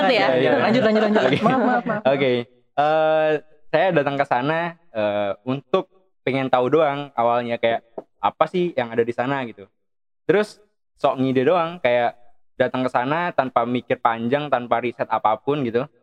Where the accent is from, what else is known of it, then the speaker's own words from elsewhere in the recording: Java, Indonesia; nah itu kalau di saya orang Jawa kadang-kadang kayak kok oh, ketus banget ya